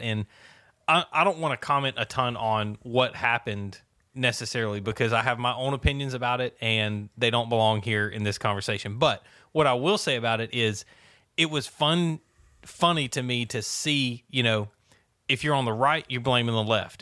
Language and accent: English; the South, United States; Growing up in the South